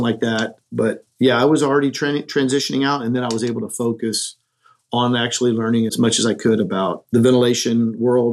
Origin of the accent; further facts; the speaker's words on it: Corpus Christi, Texas, United States; I was born and raised in Texas, down in Corpus Christi.